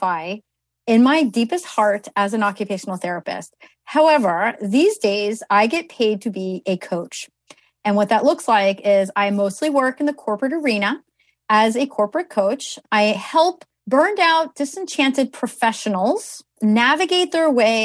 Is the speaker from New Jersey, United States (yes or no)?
yes; New Jersey, United States; I'm from New Jersey, and at my school, I went to Kane University.